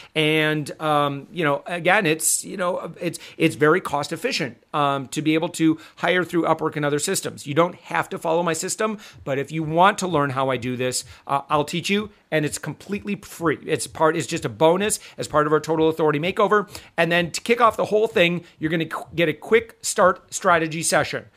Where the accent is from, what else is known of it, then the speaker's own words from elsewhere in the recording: Michigan, United States; I'm actually from Michigan.